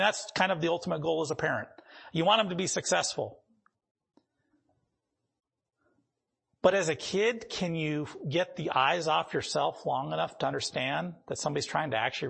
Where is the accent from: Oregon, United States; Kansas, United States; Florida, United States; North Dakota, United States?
North Dakota, United States; moved away; where I grew up in North Dakota